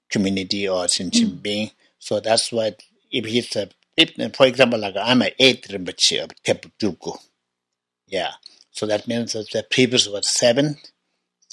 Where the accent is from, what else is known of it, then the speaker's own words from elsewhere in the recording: Tibet, China; I was born in Tibet 1954